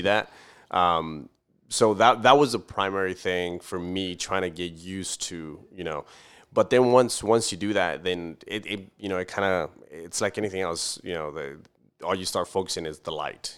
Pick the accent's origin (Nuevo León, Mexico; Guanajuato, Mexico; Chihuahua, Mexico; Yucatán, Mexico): Chihuahua, Mexico; Camargo; now in Fort Worth, United States; I'm originally from Mexico. I was born and raised in Mexico